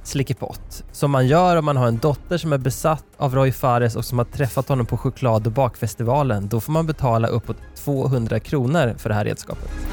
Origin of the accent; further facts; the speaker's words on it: Nor, Sweden; min barndom i, i Nor